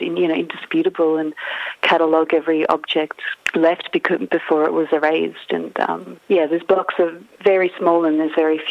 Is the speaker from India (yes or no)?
no; Ukraine; now in Australia; growing up in Ukraine